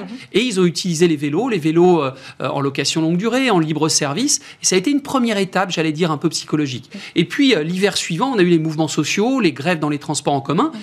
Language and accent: French; France